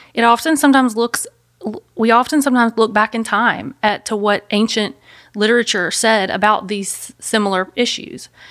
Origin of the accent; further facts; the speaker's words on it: Memphis, Tennessee, United States; I'm from Memphis, Tennessee. I've lived here my whole life